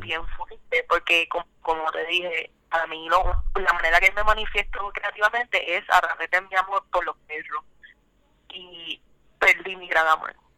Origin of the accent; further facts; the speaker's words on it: Guaynabo, Puerto Rico; soy de Guainabo o, originalmente he vivido ahí toda mi vida